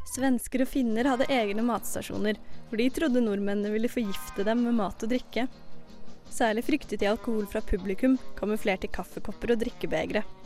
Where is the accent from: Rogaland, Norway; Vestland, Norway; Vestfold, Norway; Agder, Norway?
Vestfold, Norway; Sandefjord; jeg kommer jo fra Sandefjord